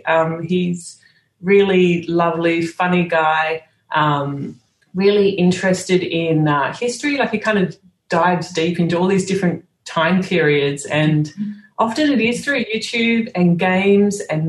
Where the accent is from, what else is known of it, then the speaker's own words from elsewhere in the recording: Sydney, New South Wales, Australia; moved away as an adult; also born or lived in Singapore / Dubai / Netherlands; I'm from Sydney